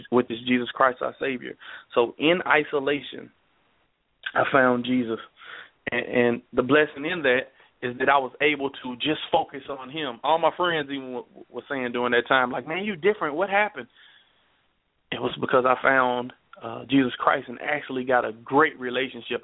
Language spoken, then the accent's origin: English; Nashville, Tennessee, United States; also born or lived in Dallas, Texas; we grew up in Southside Nashville.